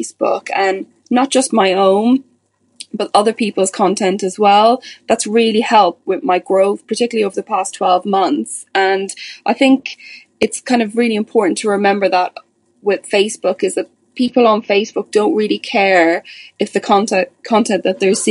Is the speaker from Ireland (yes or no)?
yes; Ireland; also born or lived in England, United Kingdom; now in United Kingdom; As you can probably tell from my accent, I'm originally from Ireland, but I'm living in the UK now.